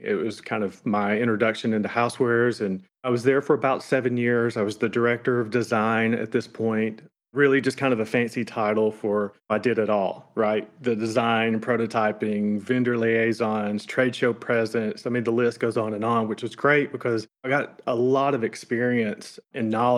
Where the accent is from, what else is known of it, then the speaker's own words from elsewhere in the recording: the South, United States; now in Florence, United States; we're obviously from the South